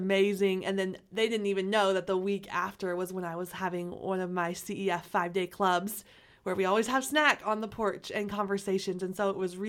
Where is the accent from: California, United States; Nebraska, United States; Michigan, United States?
Nebraska, United States; Omaha; I've lived in Omaha my entire life. So I grew up in North Omaha for 8 years